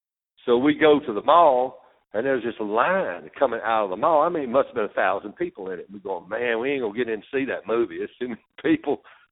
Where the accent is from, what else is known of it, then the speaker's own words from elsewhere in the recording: Greenville, Mississippi, United States; I grew up in Greenville, Mississippi on the Mississippi River.